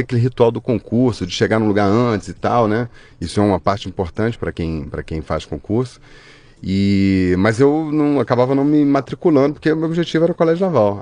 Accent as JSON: {"language": "Portuguese", "region": "Rio de Janeiro", "country": "Brazil", "tie": "born or raised there", "also_born_or_lived": "Barra do Piraí", "said": "Eu nasci no interior de, do Rio de Janeiro, em Barra do Piraí, mas uhum. só nasci lá, aí fui criado no Rio."}